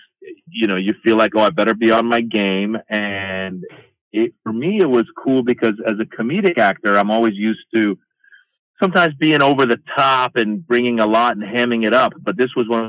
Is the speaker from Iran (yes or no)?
yes; Iran; now in United States; I'm this kid from Iran